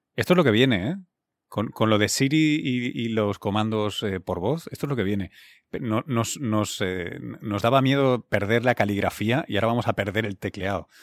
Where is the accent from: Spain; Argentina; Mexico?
Spain; Barcelona, Catalonia; now in New York, United States; yo además soy originalmente catalán, soy de Barcelona